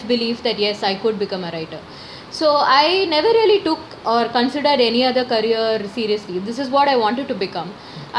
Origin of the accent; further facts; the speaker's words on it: Chennai, Tamil Nadu, India; I'm a Malayali, but I was born and brought up in Chennai